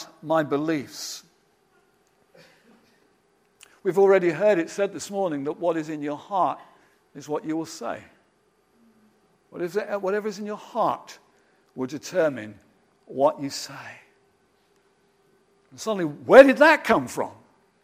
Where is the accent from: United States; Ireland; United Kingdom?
United Kingdom; I'm particularly a British man